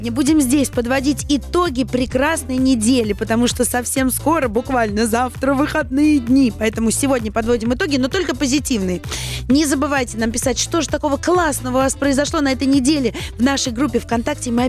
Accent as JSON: {"language": "Russian", "region": "Saint Petersburg", "country": "Russia", "lives_now": "Moscow, Russia", "said": "И, кстати, я не москвичка, я переехала из Санкт-Петербурга"}